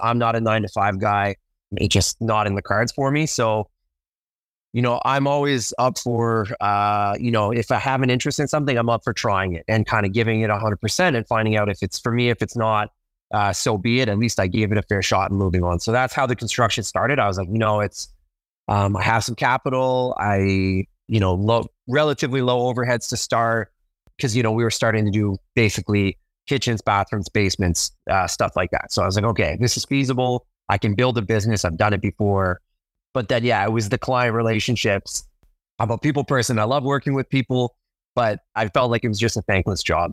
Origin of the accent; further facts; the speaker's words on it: Ottawa, Ontario, Canada; born, basically born and bred in Ottawa, Ottawa, Canada